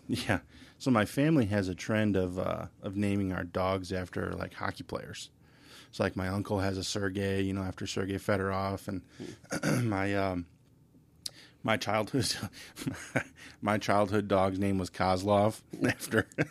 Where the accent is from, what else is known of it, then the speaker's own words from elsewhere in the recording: Redford, Michigan, United States; I grew up in Redford, so I know uh, you guys are all familiar with Redford, and uh, graduated from high school there, and you know Thurston High School.